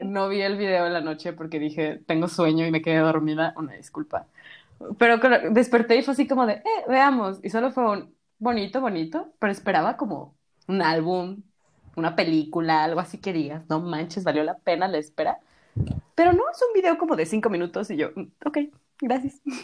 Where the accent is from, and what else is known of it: Mexico